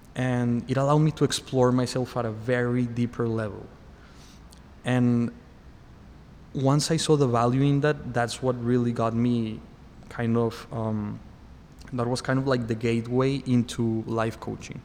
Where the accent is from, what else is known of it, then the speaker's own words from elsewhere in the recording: Mexico; moved away as an adult; also born or lived in Boston / Australia; now in Miami, United States; I'm from Mexico. I was born there and I, I lived uh, for most of my life there.